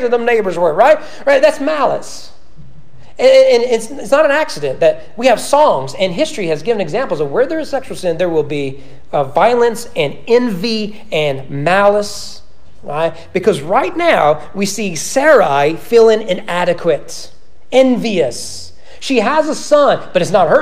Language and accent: English; the South, United States; I'm a Christian from the South